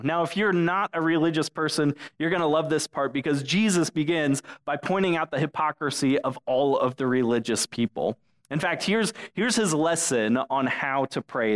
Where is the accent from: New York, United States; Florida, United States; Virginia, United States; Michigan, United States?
Florida, United States; Englewood; now in Dunedin, United States; Englewood is is my hometown.